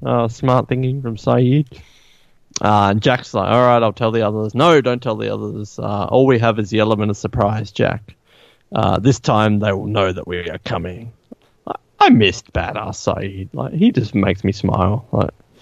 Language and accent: English; Australia; I'm Australian